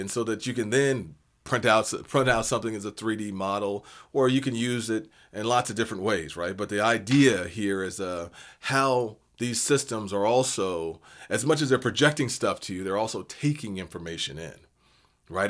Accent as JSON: {"language": "English", "town": "Seattle", "region": "Washington", "country": "United States", "tie": "born or raised there", "said": "I'm from Seattle"}